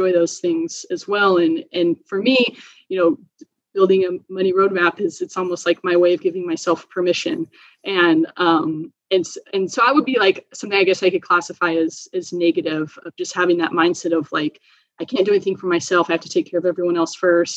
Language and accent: English; Oregon, United States; I'm from Oregon.